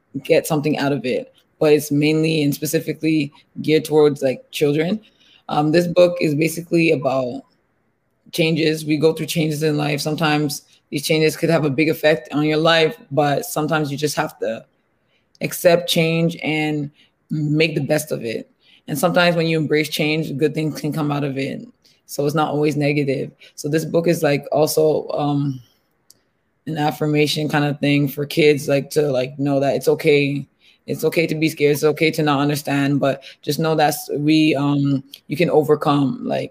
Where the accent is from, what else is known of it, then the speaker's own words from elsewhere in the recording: Nigeria; now in Canada; I'm a Nigerian born Canadian